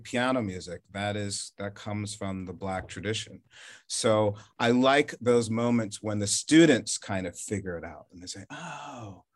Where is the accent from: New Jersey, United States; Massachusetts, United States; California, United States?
New Jersey, United States; moved away as an adult; also born or lived in Charleston, South Carolina; grew up in New Jersey